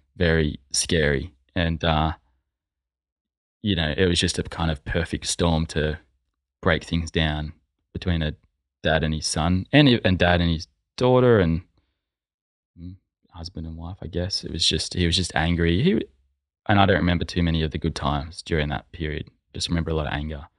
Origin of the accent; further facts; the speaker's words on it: Sydney, New South Wales, Australia; I grew up in a family of four, majori-, majority of my time in the Sutherland Shire, um, from the age of, I don't know, say five